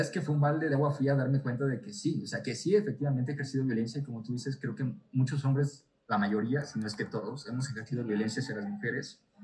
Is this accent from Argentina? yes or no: no; Tabasco, Mexico; soy tabasqueño